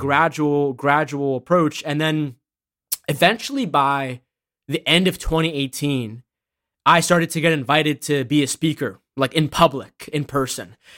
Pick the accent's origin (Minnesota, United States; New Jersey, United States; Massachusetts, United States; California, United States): Massachusetts, United States; also born or lived in Boston; I was born in Massachusetts